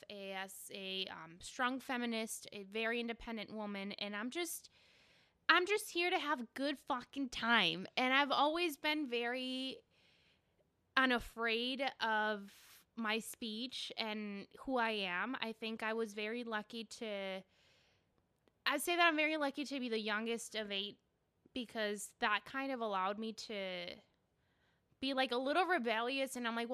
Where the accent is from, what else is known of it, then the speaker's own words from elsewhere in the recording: Green Bay, Wisconsin, United States; English is a second language; I grew up in Green Bay, which is a city that has a significantly larger amount of Latinx um, folks compared to Lake Geneva, where Dre grew up. But I had to overcome, you know, learning a new language, adapting to a whole new culture.